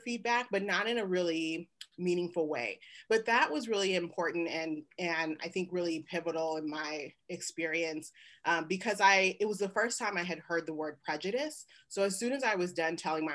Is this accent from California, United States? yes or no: yes; Oakland, California, United States; moved away as an adult; now in Lawrence, Kansas, United States; growing up in the Bay Area